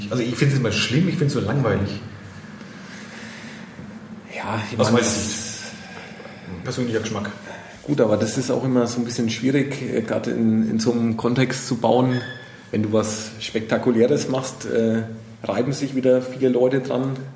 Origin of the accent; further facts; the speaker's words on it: Würzburg, Bavaria, Germany; ich bin ja Würzburger